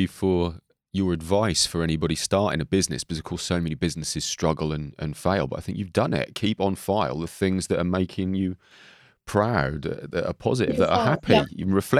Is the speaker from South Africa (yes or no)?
no; Norfolk, East of England, United Kingdom; growing up in Norfolk